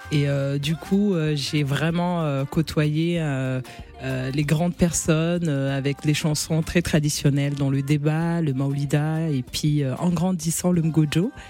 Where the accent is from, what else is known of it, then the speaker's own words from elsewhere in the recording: Mayotte; Ouais, parce que j'ai vraiment ces trois, ces trois origines que je porte fièrement. Je suis comorienne, maorèse malgache.